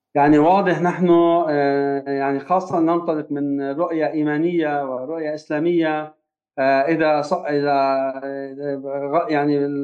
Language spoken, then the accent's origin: Arabic; Lebanon; نحن مسؤولون جميعا كبشر ليس فقط كلبنانيين